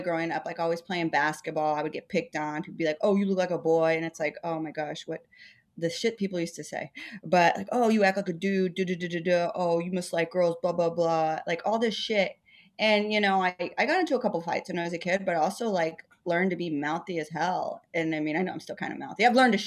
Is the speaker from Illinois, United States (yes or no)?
no; Dallas, Texas, United States; moved away as an adult; also born or lived in Houston / Lawrence, Kansas; now in Brooklyn, United States; I was born in Houston, and then I grew up in Pleasant Grove. So I am a product of DISD, Dallas Independent School District